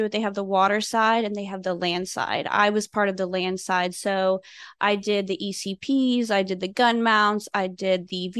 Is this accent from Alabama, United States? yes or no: no; Fort Drum, New York, United States; also born or lived in Garmisch, Germany; So I'm an Army brat. I was born in Fort Benning, Georgia, and we lived in Garmisch, Germany for a little bit and then ended up in Fort Drum, New York.